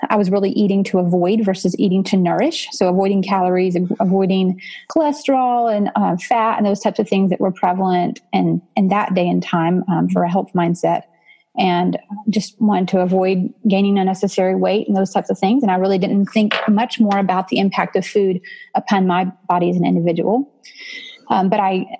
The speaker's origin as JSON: {"language": "English", "region": "Georgia", "country": "United States", "tie": "born or raised there", "moved": "yes", "lives_now": "Nashville area, United States", "said": "I grew up in Georgia actually. So I'm a transplant, but I'll claim it as home now."}